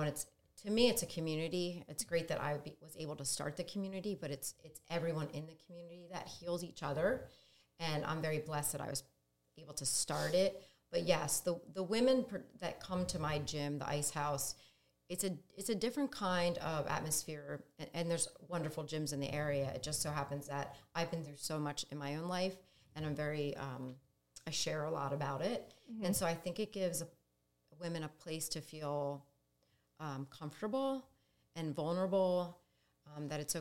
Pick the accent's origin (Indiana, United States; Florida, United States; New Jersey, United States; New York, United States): New Jersey, United States; moved away as an adult; now in Delaware, United States; I grew up in South Jersey, and then we moved around a little for the military.